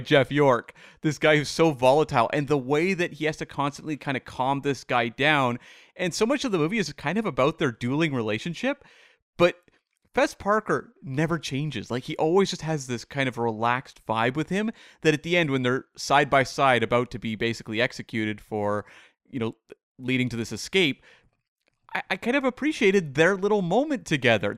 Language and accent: English; Canada; as a Canadian